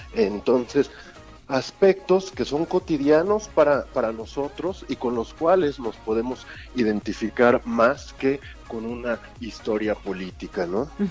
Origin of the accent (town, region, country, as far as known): Mexico